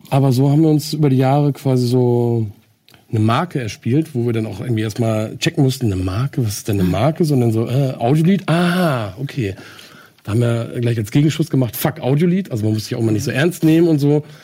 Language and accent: German; Henstedt-Ulzburg, Schleswig-Holstein, Germany; Ich bin aufgewachsen im Kreis Segeberg, geboren in Henschel-Ulzburg.